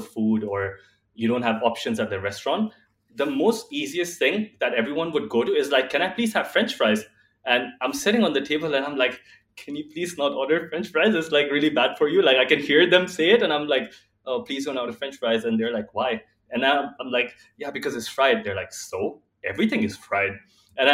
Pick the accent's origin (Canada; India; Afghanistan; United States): India; I am from India, and while I was growing up, when my grandmother was alive